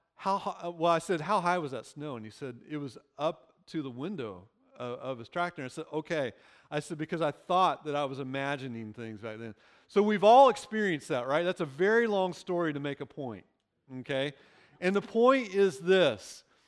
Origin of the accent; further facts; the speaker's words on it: Illinois, United States; moved away; I grew up in Illinois